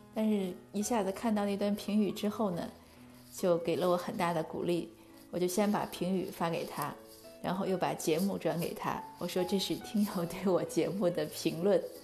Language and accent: Chinese; China; moved away; 我们中国人嘛，我们肯定是自己的文化